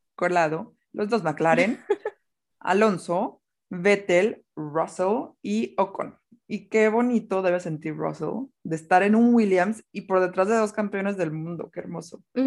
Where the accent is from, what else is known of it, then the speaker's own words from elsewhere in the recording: Mexico; como mexicana